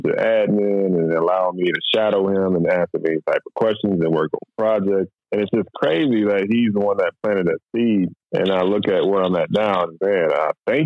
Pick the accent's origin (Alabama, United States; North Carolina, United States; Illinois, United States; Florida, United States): Alabama, United States; now in Houston, United States; I'm originally from Alabama. I came in Houston, Texas.